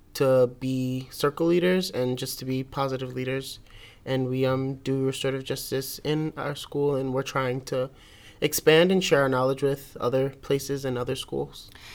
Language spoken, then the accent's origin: English; New York City, New York, United States; I'm from Brooklyn, New York.